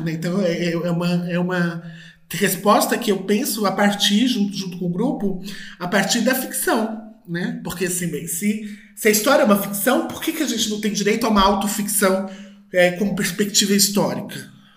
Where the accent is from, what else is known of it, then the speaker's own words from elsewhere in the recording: Brazil; nós que somos do Brasil